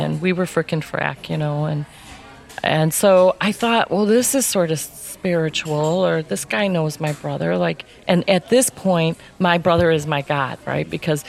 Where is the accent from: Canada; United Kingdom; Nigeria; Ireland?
Ireland; Okay, because I feel like, you know, I'm Irish, so I've got